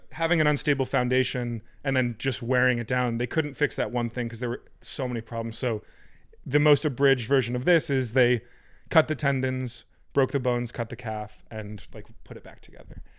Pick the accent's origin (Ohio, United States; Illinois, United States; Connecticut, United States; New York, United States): Connecticut, United States; Fairfield County; I was born and raised in the farming metropolis of Fairfield County, Connecticut